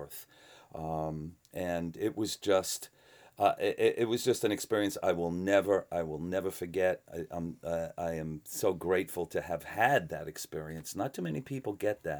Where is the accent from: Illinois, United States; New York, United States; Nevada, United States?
New York, United States; New York City; I came from the New York City. I was I grew up around the glam punk era in New York City